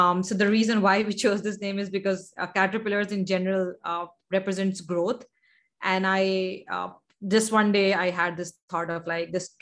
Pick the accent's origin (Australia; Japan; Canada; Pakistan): Pakistan; Karachi, Sindh; also born or lived in United States; I'm from Karachi, Pakistan.